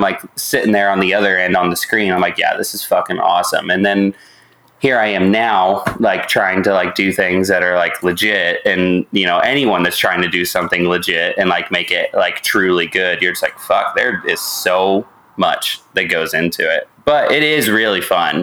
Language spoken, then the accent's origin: English; Indianapolis, Indiana, United States; moved away as an adult; also born or lived in Columbus, Ohio; now in Missouri, United States; I'm from Indianapolis, which is where Nico and I, you know, mm-hmm. we grew up.